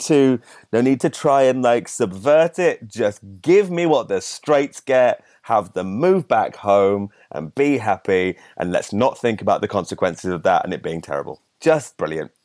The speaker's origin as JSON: {"language": "English", "town": "Solihull", "region": "West Midlands", "country": "United Kingdom", "said": "I'm from Sally Hall in the West Midlands, just south of Birmingham"}